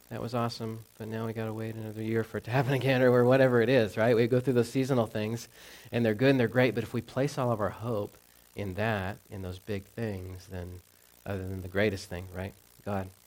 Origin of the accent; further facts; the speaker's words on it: the South, United States; I grew up in the South, so, um, you know, big, like, Bible Belt churches.